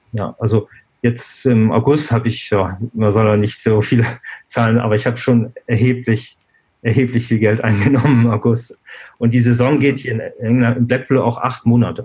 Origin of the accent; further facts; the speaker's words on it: Germany; moved away as an adult; also born or lived in Switzerland; ich bin in Deutschland aufgewachsen, habe in Deutschland studiert